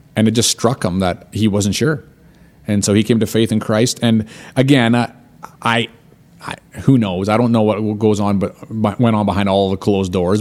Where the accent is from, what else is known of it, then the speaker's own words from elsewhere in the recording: Canada; I'm Canadian.